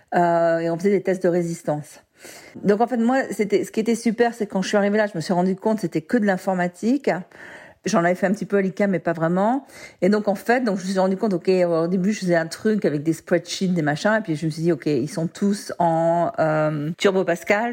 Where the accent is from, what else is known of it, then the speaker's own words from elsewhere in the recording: Marseille, Provence-Alpes-Côte d'Azur, France; moved away as an adult; also born or lived in Lille / Japan; now in San Francisco, United States; Au départ, j'ai grandi à Marseille